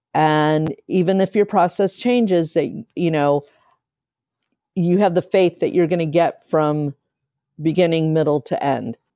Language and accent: English; Akron, Ohio, United States; now in Chicago, United States; I grew up in Akron, Ohio